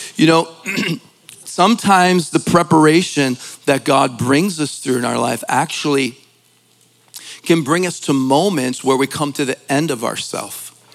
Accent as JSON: {"language": "English", "town": "Philadelphia", "region": "Pennsylvania", "country": "United States", "said": "I'm from Philly"}